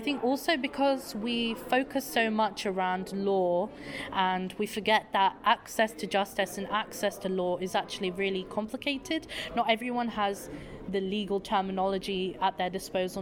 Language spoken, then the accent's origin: English; United Kingdom; I am from the United Kingdom